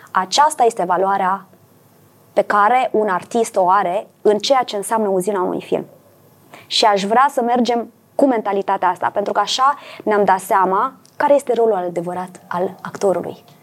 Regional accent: Bucharest, Romania; Suntem niște oameni de la București. Ce este Bucureștiul pe harta cinematografiei?

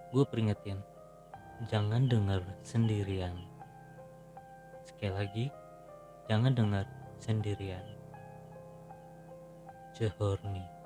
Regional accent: Jakarta, Indonesia; gue lahir di Jakarta gue gede di Jakarta dan gue baru pertama kali kesini

